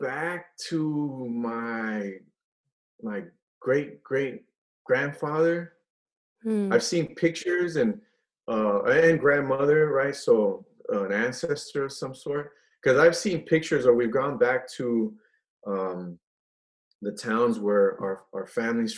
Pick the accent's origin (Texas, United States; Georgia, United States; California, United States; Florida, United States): California, United States; San Francisco; also born or lived in Guadalajara, Mexico; I was born in Guadalajara, and we immigrated to San Francisco when I was four